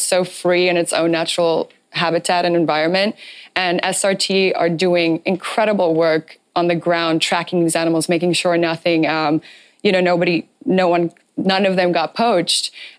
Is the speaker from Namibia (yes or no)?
yes; Namibia; moved away; I'm also from Namibia. My parents still live there